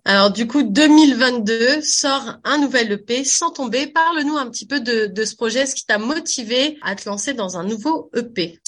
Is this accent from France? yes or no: yes; France; moved away; quand j'étais petite en France avec ma maman